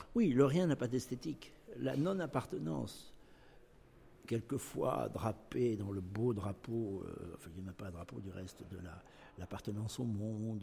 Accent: Nouvelle-Aquitaine, France; ce que je suis actuellement, c'est-à-dire euh, aquitain, français et européen

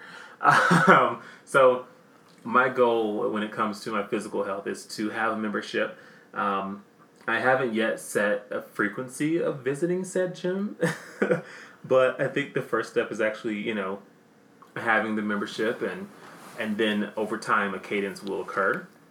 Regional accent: the South, United States; accent: southern; My damn southern accent

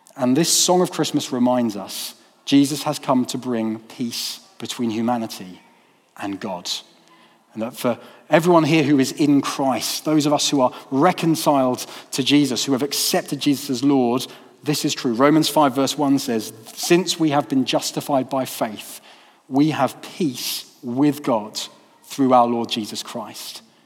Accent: United Kingdom; now in Peterborough, United Kingdom; Those of us from a majority culture, the majority culture of um, being British

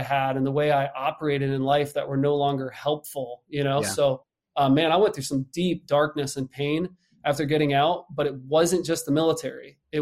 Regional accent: Nazareth, Pennsylvania, United States; I'm from Nazareth, Pennsylvania, born and raised out there

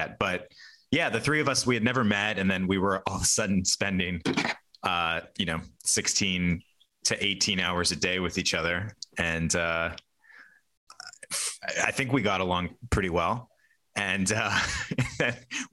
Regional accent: United States; now in New York, United States; where I grew up in Erie County

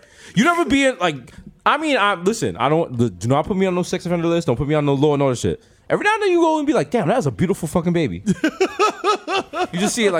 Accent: New York City, New York, United States; I came home from Lincoln Hospital

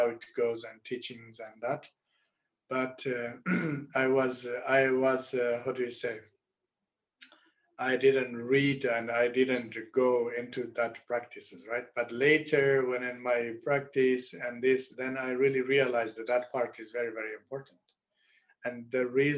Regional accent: Rebkong, Qinghai, China; English is a second language; moved away; my hometown in Repkong

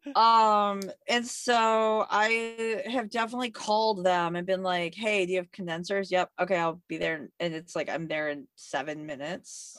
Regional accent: Michigan, United States; now in New York, United States; I grew up in Michigan

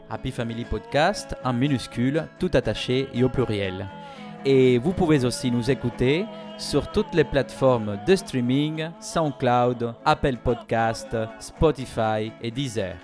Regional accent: Corsica, France; nous, les Corses

